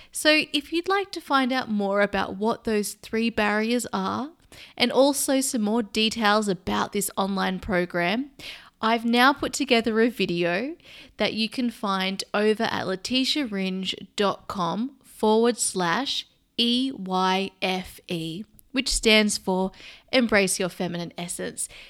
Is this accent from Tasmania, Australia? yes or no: no; Sydney, New South Wales, Australia; now in London, United Kingdom; I live in London and I'm actually from Sydney, Australia